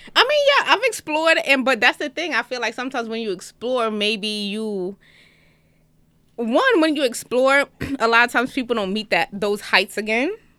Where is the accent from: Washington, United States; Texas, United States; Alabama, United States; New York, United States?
New York, United States; New York City; also born or lived in Jamaican (father); now in Atlanta, United States; I am from Brooklyn